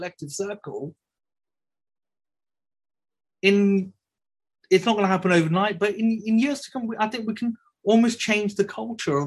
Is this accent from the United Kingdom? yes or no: yes; Birmingham, West Midlands, United Kingdom; I'm a Brummie born and bred